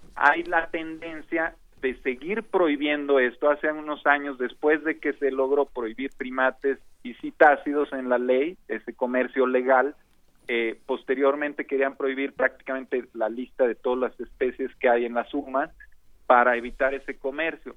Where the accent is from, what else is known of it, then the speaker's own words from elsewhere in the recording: Mexico; como mexicanos